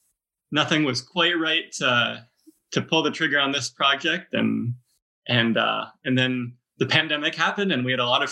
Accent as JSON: {"language": "English", "region": "Northern Virginia", "country": "United States", "tie": "born or raised there", "said": "We're from the Washington, D.C. area. If you're familiar with Mid-Atlantic geography, we're from Northern Virginia, so maybe half an hour outside of D.C. We lived pretty close to each other growing up"}